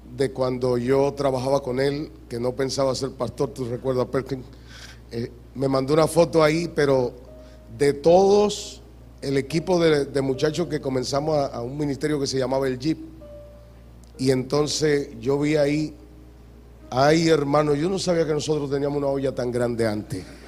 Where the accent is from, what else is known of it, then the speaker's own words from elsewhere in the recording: Hato Mayor del Rey, Hato Mayor, Dominican Republic; now in Santo Domingo, Dominican Republic; yo, que vengo de aquí, de Atomayor, que ustedes conocen. Yo nací en Atomayor, ahí nací